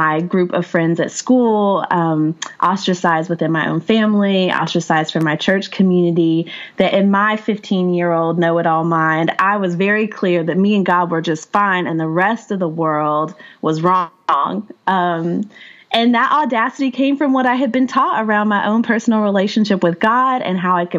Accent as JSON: {"language": "English", "town": "Asheville", "region": "North Carolina", "country": "United States", "tie": "born or raised there", "said": "I grew up in the Appalachian Mountains. I was raised in West Asheville."}